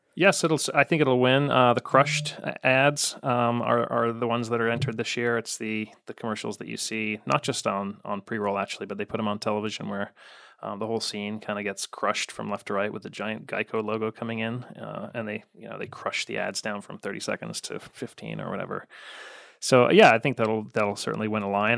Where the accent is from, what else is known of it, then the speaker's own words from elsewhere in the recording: Chicago, Illinois, United States; I grew up in the South suburbs of Chicago, so I was more of a White Sox guy